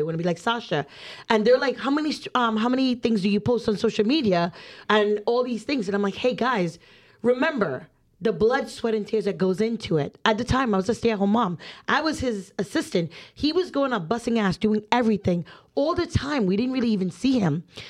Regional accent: New Jersey, United States; I'm just from Jersey.

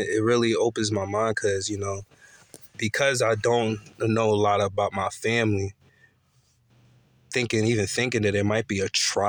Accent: Philadelphia, Pennsylvania, United States; moved away as an adult; now in Charlotte, United States; I'm originally from Philadelphia.

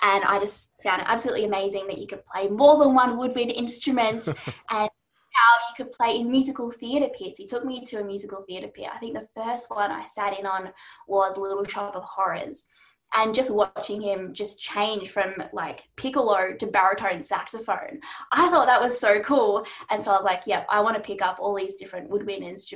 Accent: Melbourne, Victoria, Australia; I am a clarinetist from Melbourne

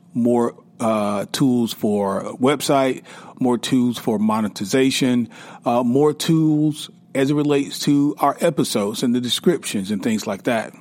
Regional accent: South Carolina, United States; now in Atlanta, United States; I am from South Carolina

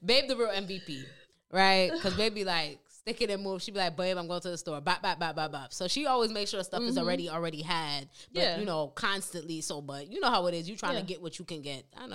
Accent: United States; I was born here

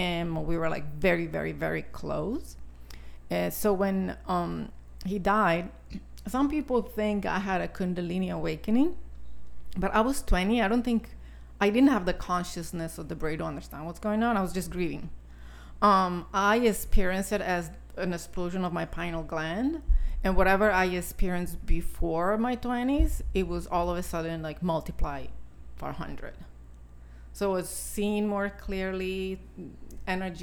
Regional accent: Italy; moved away; I was born and raised in Italy

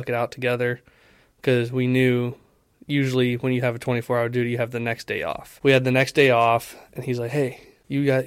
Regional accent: Ohio, United States; I was born in Ohio, 1995, May to be exact

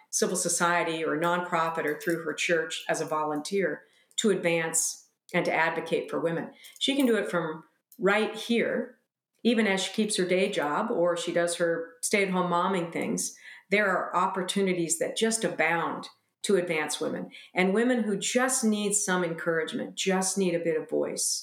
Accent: United States; as American women

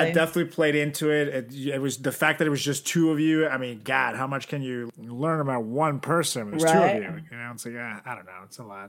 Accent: Venezuela; oh, hey, I'm from Venezuela.

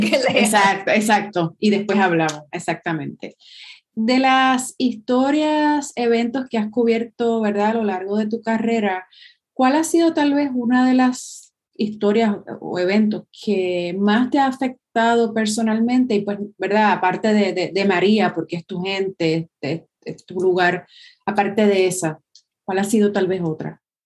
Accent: Puerto Rico; a nosotros como pueblo puertorriqueño

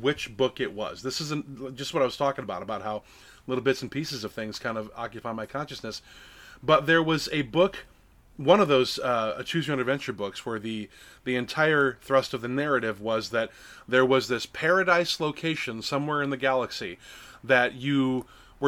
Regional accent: Lake Geneva, Wisconsin, United States; I grew up in Lake Geneva, Wisconsin

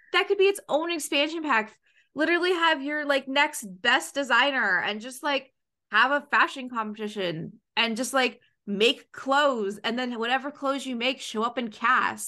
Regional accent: Canada; I'm from Canada

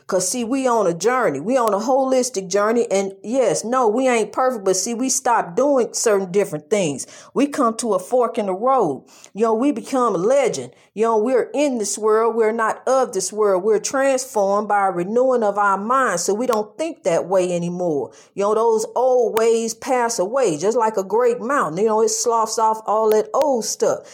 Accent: East St. Louis, Illinois, United States; my hometown, East Saint Louis.

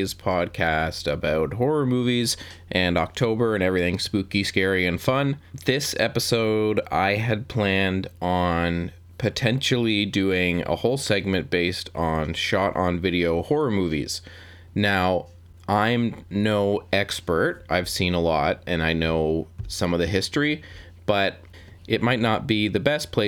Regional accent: Canada; I am Canadian

